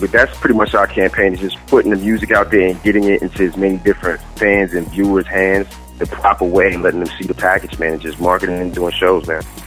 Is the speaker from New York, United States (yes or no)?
yes; New York City, New York, United States; I'm originally from Queens, New York